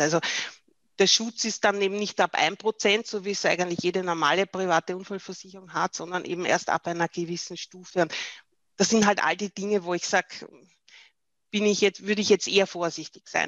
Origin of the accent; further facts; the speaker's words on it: Austria; bei uns in Österreich